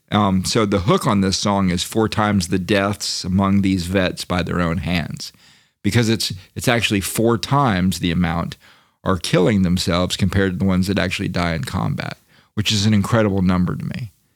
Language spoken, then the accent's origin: English; Florida, United States; I come from Florida, and, you know, I come from a mixed family